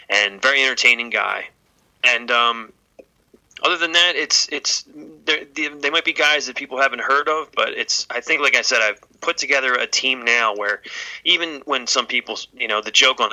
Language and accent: English; Philadelphia, Pennsylvania, United States; I'm from Philadelphia, so ECW was home base